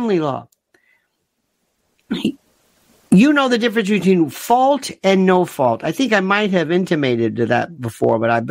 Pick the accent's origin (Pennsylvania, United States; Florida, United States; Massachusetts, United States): Florida, United States; When I was growing up in Florida, in Powell